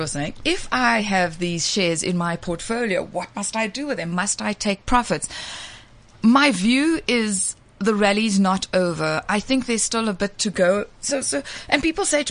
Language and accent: English; South Africa; as South African consumers